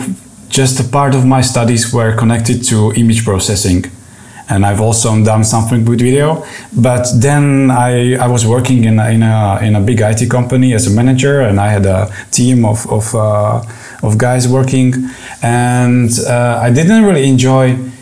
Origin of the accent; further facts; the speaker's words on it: Czechia; also born or lived in Prague; now in Czech Republic; I'm from Czech Republic